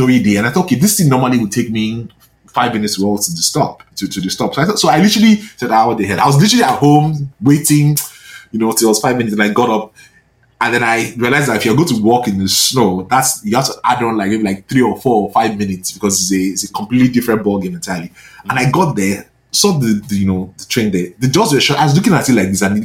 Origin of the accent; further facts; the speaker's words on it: Nigeria; moved away as an adult; now in Canada; growing up in Nigeria